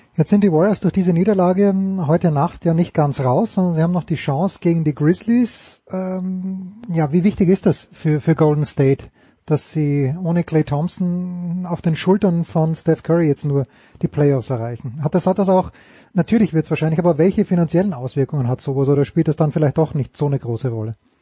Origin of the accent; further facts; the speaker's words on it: Austria; als Österreicher